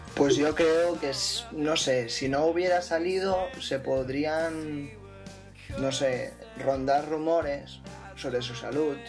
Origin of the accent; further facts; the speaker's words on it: Tarragona, Catalonia, Spain; soy de Tarragona